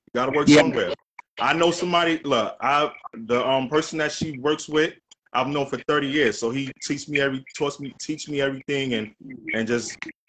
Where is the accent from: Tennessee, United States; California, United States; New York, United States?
New York, United States; New York City; I'm from the Lower East Side. I'm a licensed chef, about 20 years.